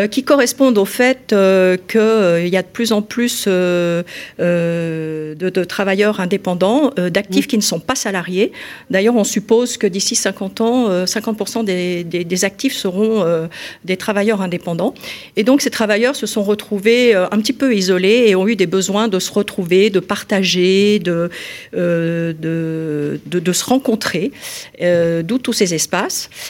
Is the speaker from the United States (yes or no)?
no; Lyon, Auvergne-Rhône-Alpes, France; donc je suis lyonnaise, euh, j'ai fait mes études d'architecture euh, à Lyon